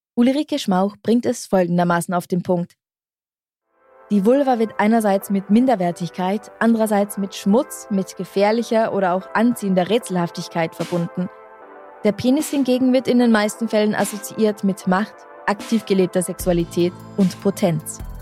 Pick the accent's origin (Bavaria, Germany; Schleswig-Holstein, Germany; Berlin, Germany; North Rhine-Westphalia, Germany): Bavaria, Germany; aus meiner Kindheit in Bayern